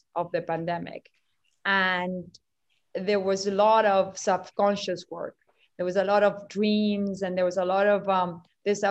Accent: Uruguay; moved away; I grew up in South America

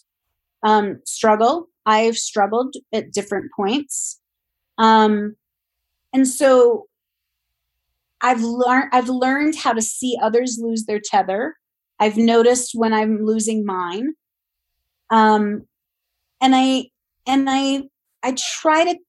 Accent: Ohio, United States; moved away; I grew up in Ohio

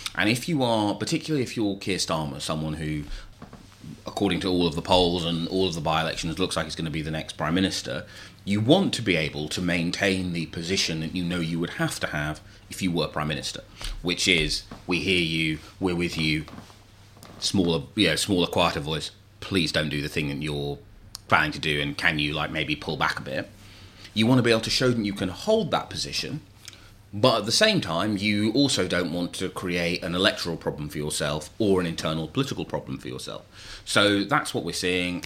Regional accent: London, United Kingdom; my hometown of Burn Bethnal Green

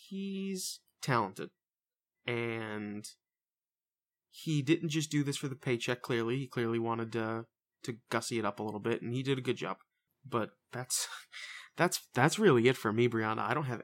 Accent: Boston, Massachusetts, United States; I've always enjoyed that, even as a Bostonian.

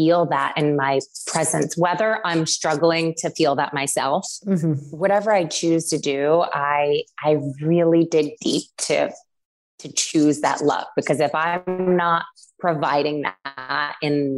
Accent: Syracuse, New York, United States; I grew up in Syracuse, New York

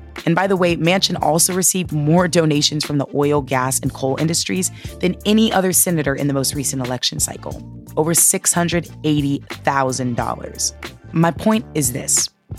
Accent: Oakland, California, United States; I'm from Oakland, California, which I am extremely, extremely proud of.

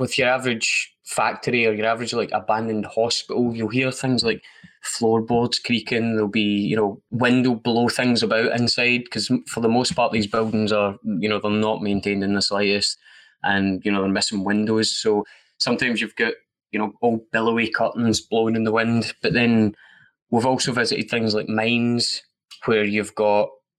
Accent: Scotland, United Kingdom; I'm from Scotland

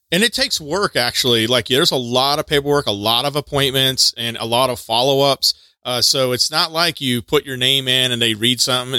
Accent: Texas, United States; moved away; I'm from Texas originally

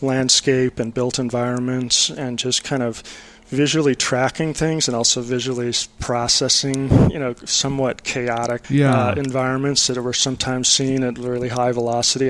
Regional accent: Minneapolis, Minnesota, United States; moved away as an adult; also born or lived in New Jersey / Austin; I was born in New Jersey, but my family moved out to Minnesota, to Minneapolis when I was just a few weeks after my first birthday

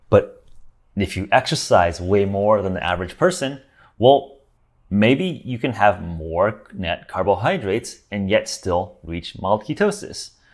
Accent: Los Angeles, California, United States; I grew up in Los Angeles

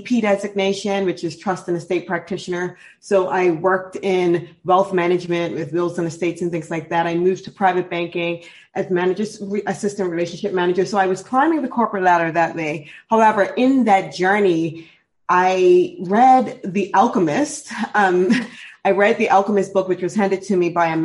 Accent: Bermuda; I'm actually born and raised in Bermuda

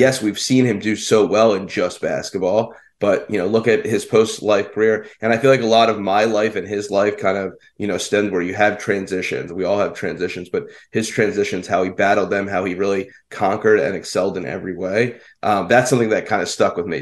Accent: Philadelphia, Pennsylvania, United States; I grew up in the Philadelphia area

